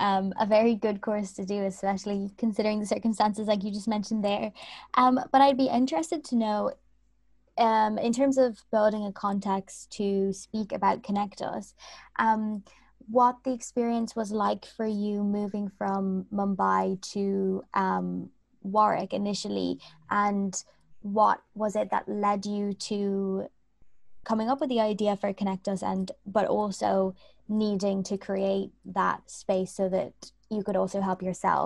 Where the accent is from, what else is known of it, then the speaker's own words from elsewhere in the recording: Dublin, Leinster, Ireland; moved away as an adult; I was going from Dublin to the UK, so it's not too big of a jump